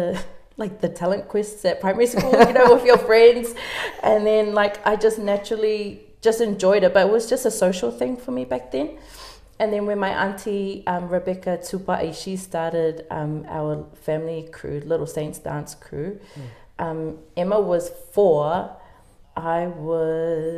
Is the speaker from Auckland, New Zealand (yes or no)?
yes; Auckland, New Zealand; I was born in Auckland, lived and went to school in Central Auckland